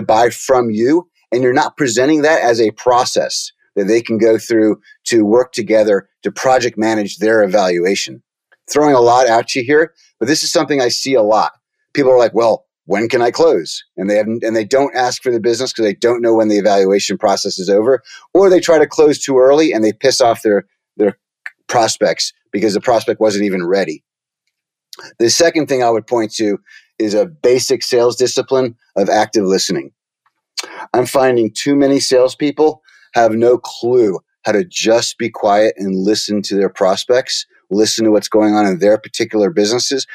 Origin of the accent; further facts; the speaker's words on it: New York City, New York, United States; I was born in Brooklyn, New York